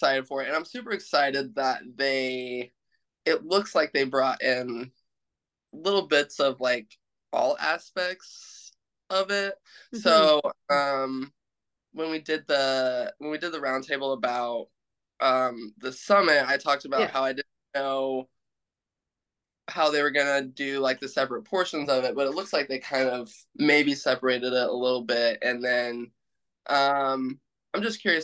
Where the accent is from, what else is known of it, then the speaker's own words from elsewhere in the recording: Midwest, United States; I grew up in the Midwest in the United States on a farm.